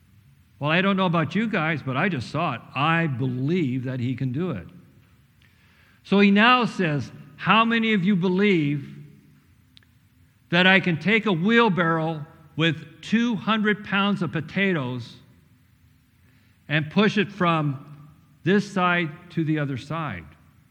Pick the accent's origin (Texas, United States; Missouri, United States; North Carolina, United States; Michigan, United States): Missouri, United States; That's better than me, because I'm like Craig. I'm from Missouri. Show me.